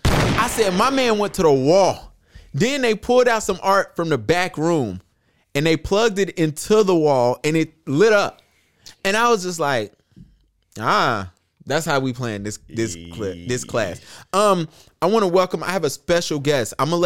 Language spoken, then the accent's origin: English; Charlotte, North Carolina, United States; I'm from Charlotte.